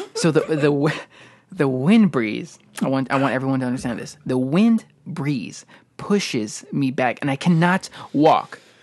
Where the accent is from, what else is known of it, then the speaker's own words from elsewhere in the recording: Chicago, Illinois, United States; we're from Illinois, Chicago, uh, area.